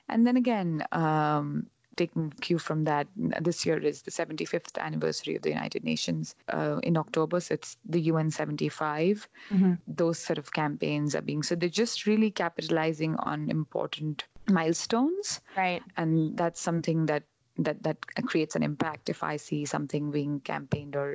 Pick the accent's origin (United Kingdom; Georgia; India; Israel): India; now in Canada; when I was traveling from India to Canada and then here